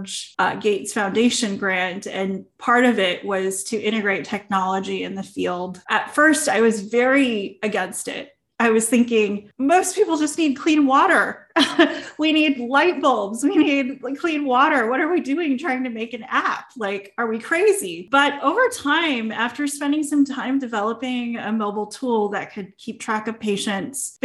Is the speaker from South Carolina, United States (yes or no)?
no; Clovis, California, United States; I grew up in the Central Valley in Clovis, California, where there are a ton of farms